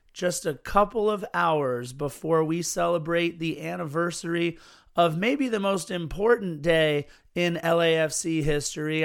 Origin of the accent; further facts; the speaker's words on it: Los Angeles, California, United States; the city in which I was born and have grown up